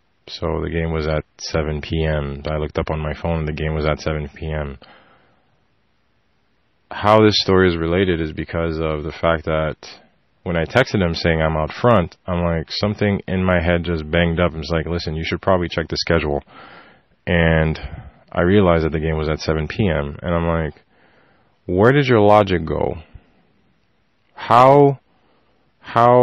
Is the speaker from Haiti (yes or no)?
yes; Haiti; now in Montreal, Canada; I'm from Haiti